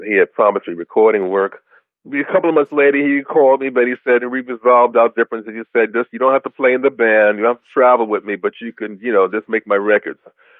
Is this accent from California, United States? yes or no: no; New York City, New York, United States; born there; now in Raymond, United States; But no, I was born in the Bronx, and ironically, I just moved to the Deep South, which is in Jackson, Mississippi now, in the Jackson, Mississippi area, I should say, a small town called Raymond.